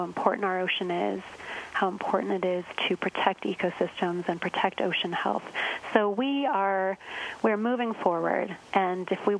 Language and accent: English; Arizona, United States; moved away; I grew up in Arizona. So I also grew up in a landlocked location.